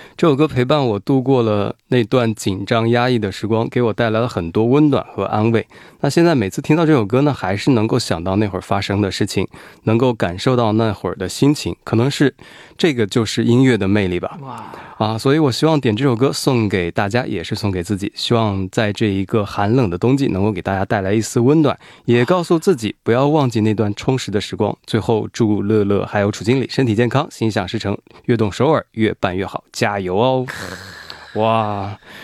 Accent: Wuhan, Hubei, China; now in South Korea; 我是武汉人嘛

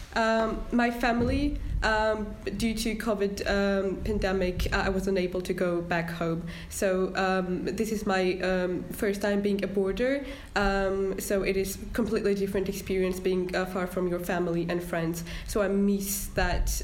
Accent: Georgia; now in Harrogate, United Kingdom; I'm from Georgia

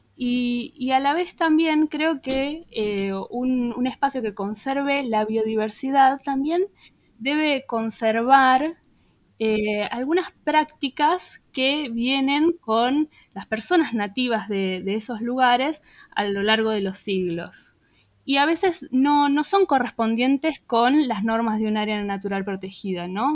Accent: Buenos Aires, Argentina; nuestra identidad como porteños

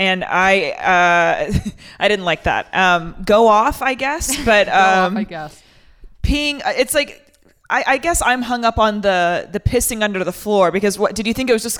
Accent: North Carolina, United States; I grew up in North Carolina

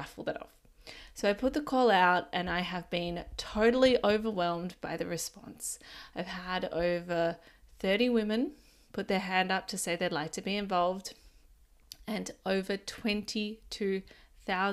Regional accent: Ballina, New South Wales, Australia; even my hometown of Ballina

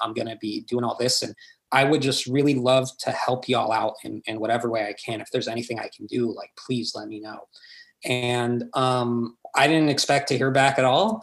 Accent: Corpus Christi, Texas, United States; now in San Antonio, United States; my hometown is Corpus Christi

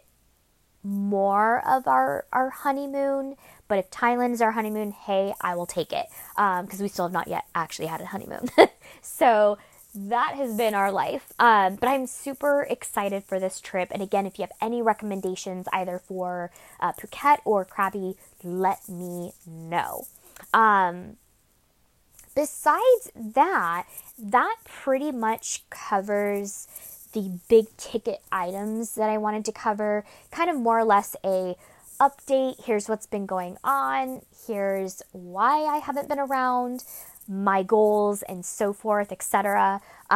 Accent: Sacramento, California, United States; Sacramento, since that is the heart and gold, my hometown, where I grew up and was raised

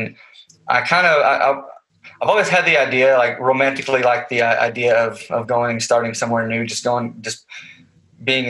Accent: Goldthwaite, Texas, United States; moved away as an adult; also born or lived in Stephenville, Texas / Fort Worth, Texas; now in Oregon, United States; I was born and raised in Central Texas. I grew up in a small town called Goldthwaite.

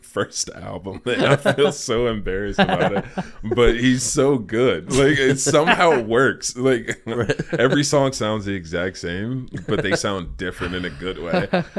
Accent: Alabama, United States; also born or lived in Chicago / Minnesota / Milwaukee / Indiana; I was born in Chicago. We moved around from like Chicago, Minnesota, Milwaukee, I think Indiana at one point. And then maybe around third, fourth grade, I moved with my mom to Alabama.

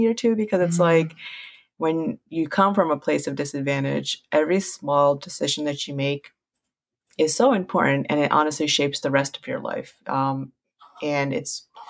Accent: United States; first language Punjabi; also born or lived in Queens, New York / Baltimore, Maryland; I literally grew up in like Queens, Flushing, and then Baltimore

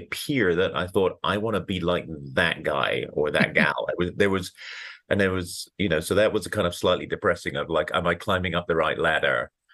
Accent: United Kingdom; moved away as an adult; now in Colorado, United States; I grew up in Britain

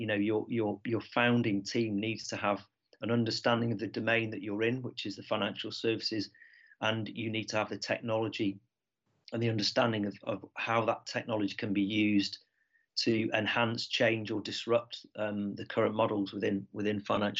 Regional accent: Manchester, North West England, United Kingdom; my hometown of Manchester

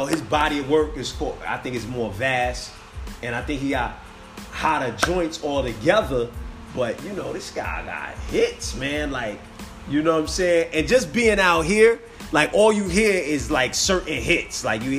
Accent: New Jersey, United States; I'm from Jersey City now.

